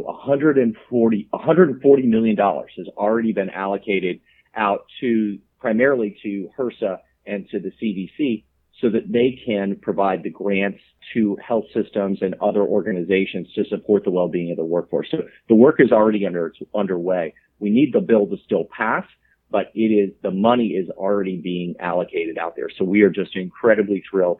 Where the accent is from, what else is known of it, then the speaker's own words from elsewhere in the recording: South Florida, United States; I grew up in South Florida